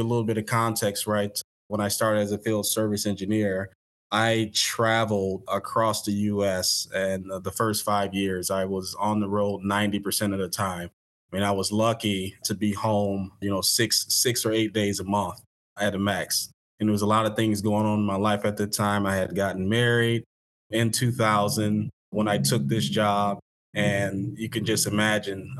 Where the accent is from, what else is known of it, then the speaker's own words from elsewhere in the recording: Detroit, Michigan, United States; moved away as an adult; also born or lived in Springfield, Illinois; I grew up in Detroit